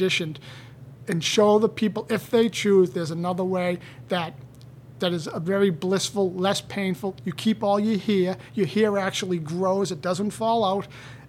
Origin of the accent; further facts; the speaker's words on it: Canton, United States; I grew up in Canton, and everyone to this day, they say, oh, you know …, he opened up juice bars.